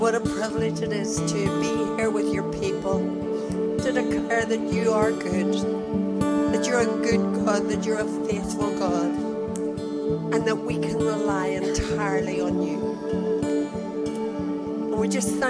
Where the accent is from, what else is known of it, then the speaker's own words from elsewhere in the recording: Belfast, Northern Ireland, United Kingdom; from Belfast